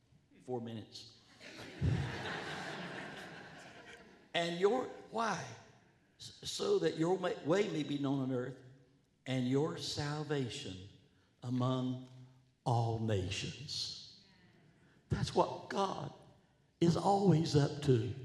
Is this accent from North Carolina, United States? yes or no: yes; North Carolina, United States; moved away; also born or lived in Washington, D.C. / Princeton, New Jersey; I was raised in North Carolina, up a path, a mile down the path, on a tobacco farm